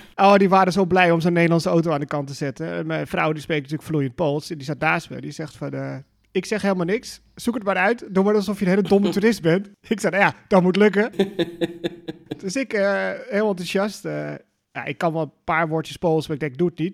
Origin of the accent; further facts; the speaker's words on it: Netherlands; Dus dat ben je ook wel als Nederlander aan gewend